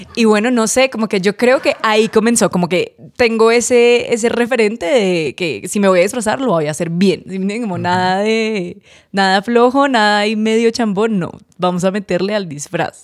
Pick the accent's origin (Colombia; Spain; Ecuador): Colombia; Cartagena, Bolívar; moved away; yo la mayoría de mi infancia la viví en Cartagena